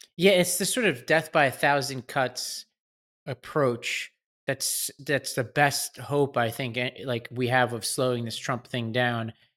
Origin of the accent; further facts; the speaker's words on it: New York City, New York, United States; I grew up in Staten Island, right over the border from New Jersey